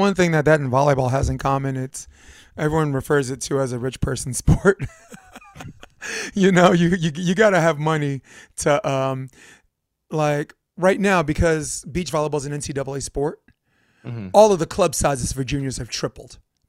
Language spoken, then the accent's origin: English; Brooklyn, New York, United States; I'm from Brooklyn